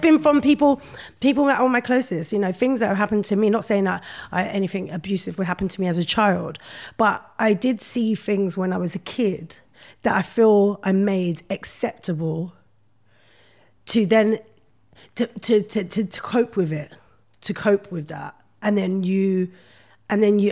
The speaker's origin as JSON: {"language": "English", "region": "London", "country": "United Kingdom", "tie": "born or raised there", "said": "I grew up in Brixton"}